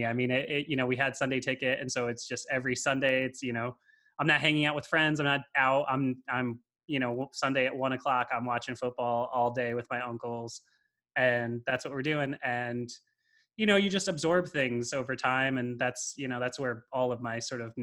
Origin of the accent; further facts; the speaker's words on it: Connecticut, United States; I grew up in Connecticut, and I have a big Italian family